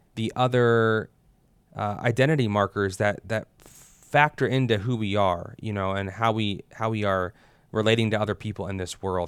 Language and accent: English; United States; us as Americans